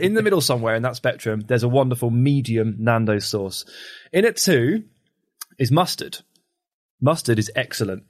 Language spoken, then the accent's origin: English; England, United Kingdom; I'm English